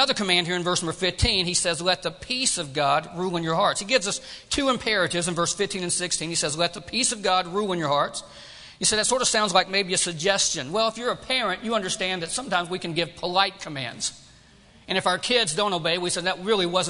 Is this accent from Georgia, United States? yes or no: yes; Georgia, United States; moved away as an adult; also born or lived in Tennessee; now in California, United States; I grew up in Georgia.